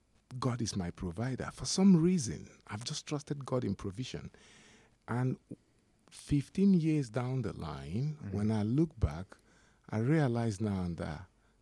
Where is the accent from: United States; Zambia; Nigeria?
Nigeria; now in United Kingdom; being a Nigerian, coming to the UK